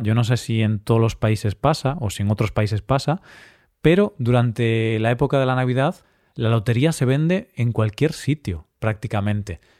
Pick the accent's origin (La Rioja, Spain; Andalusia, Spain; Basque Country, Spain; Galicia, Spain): Galicia, Spain; Vigo; Vigo, mi ciudad natal